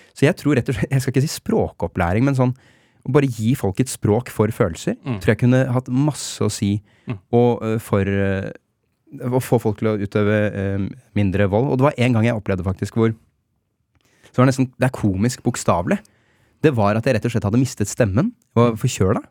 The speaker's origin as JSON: {"language": "Norwegian", "region": "Oslo", "country": "Norway", "said": "jeg som osloborger"}